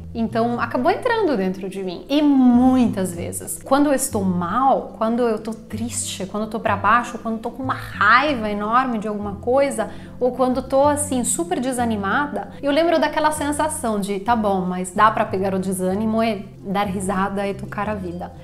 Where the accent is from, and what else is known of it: Italy; moved away as an adult; now in Brazil